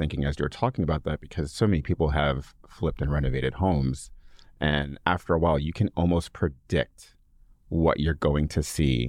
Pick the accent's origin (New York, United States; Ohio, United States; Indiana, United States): New York, United States; We're from New York, all right?